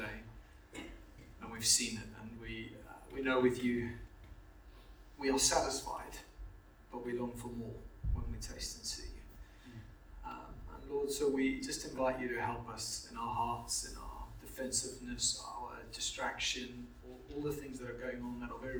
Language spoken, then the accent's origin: English; Zimbabwe; moved away; also born or lived in Canterbury; I grew up in Zimbabwe